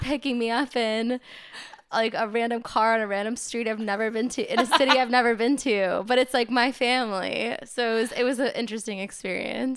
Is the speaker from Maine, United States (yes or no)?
yes; Maine, United States; now in New York, United States; I grew up in Maine